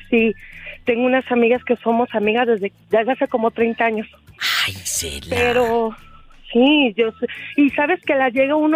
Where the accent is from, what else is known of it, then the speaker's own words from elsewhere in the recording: Guadalajara, Jalisco, Mexico; de Guadalajara.